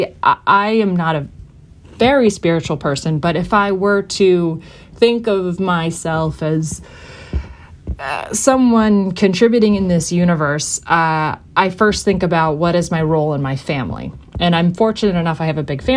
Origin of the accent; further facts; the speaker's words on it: United States; as an American